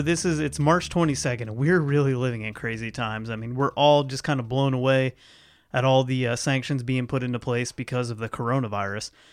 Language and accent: English; Ohio, United States; moved away; Ohio, my home state, where all my family is